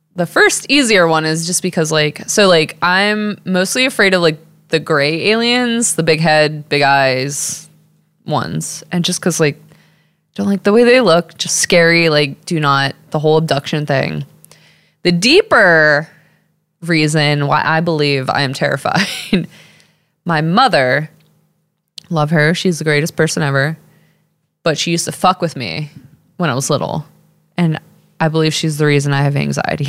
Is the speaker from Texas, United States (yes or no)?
yes; Texas, United States; accent: Texas; I'm from Texas